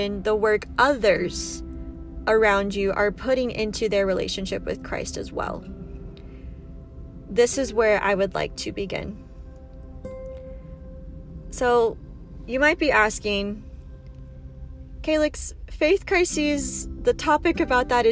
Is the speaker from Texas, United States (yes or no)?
no; San Diego, California, United States; moved away as an adult; now in Utah, United States; I am from San Diego, California. Big shout out to my Powie peeps. However, I do currently live in Utah